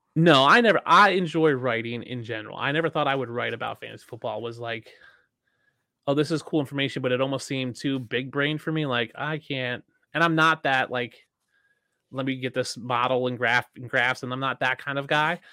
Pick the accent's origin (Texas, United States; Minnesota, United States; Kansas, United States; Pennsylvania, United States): Pennsylvania, United States; outside of Philadelphia; I grew up side outside of Philadelphia, so I'm a Bills fan in Philadelphia